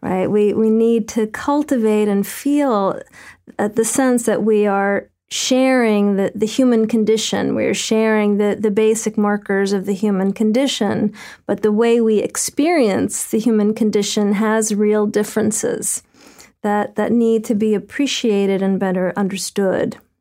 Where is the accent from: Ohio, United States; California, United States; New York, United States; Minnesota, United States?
New York, United States; New York City; as a New Yorker